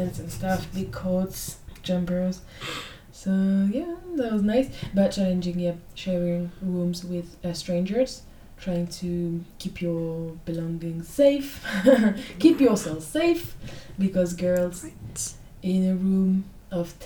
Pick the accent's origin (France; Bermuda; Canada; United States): France; English is a second language; moved away as an adult; now in London, United Kingdom